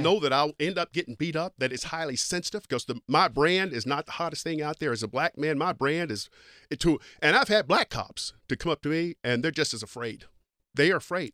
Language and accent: English; East Kentucky, United States; I grew up in Kentucky